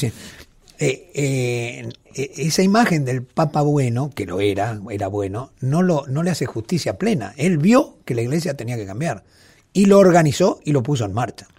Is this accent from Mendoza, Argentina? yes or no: yes; Mendoza, Argentina; yo siendo mendocino del oasis